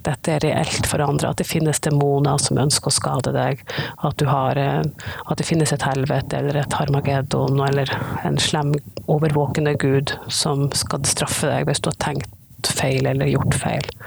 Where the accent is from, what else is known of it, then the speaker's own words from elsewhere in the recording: Northern Norway, Norway; jeg er nordlending